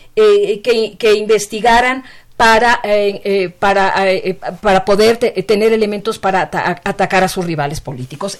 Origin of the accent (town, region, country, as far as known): Mexico